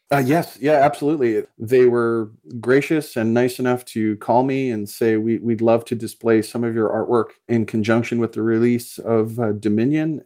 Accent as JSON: {"language": "English", "town": "Calgary", "region": "Alberta", "country": "Canada", "tie": "born or raised there", "said": "I grew up in Calgary, Alberta, Canada"}